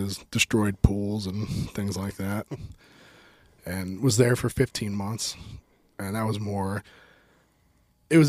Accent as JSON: {"language": "English", "town": "Adrian", "region": "Missouri", "country": "United States", "said": "So I'm from Adrian, Missouri."}